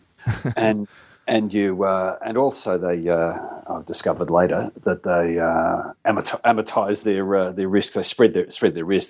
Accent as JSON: {"language": "English", "town": "Hamilton", "region": "Victoria", "country": "Australia", "tie": "born or raised there", "said": "in the local town where I grew up in Hamilton"}